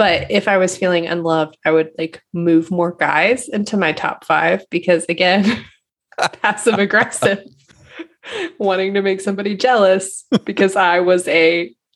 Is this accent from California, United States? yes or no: no; Indiana, United States; we're from Indiana